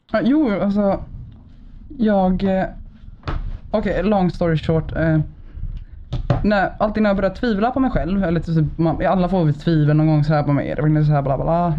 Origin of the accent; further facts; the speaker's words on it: Gothenburg, Västra Götaland, Sweden; jag är född och uppvuxen i Bergsjön på Siriusgatan